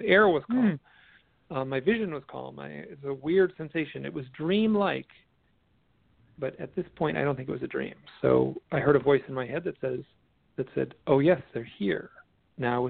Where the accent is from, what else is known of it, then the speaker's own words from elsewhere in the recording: Midwest, United States; I'm from the Midwest.